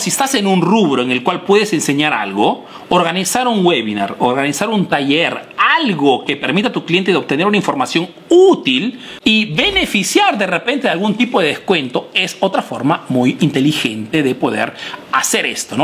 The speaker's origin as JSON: {"language": "Spanish", "country": "Peru", "moved": "yes", "lives_now": "Italy", "said": "soy un emprendedor peruano que vive y hace negocios en Italia"}